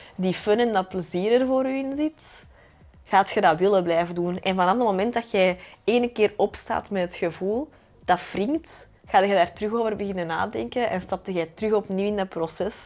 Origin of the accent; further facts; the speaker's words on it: Belgium; als Belgen